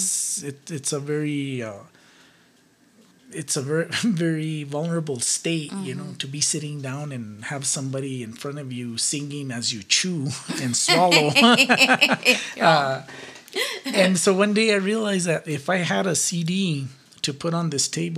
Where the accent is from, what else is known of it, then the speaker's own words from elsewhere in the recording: Ribera, New Mexico, United States; I grew up in Rivera, a suburb of Rivera, actually. It's called El Coruco.